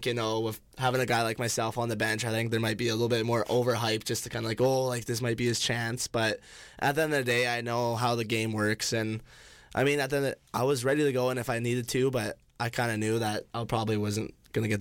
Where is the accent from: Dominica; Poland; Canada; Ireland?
Canada; Vancouver, British Columbia; growing up in Vancouver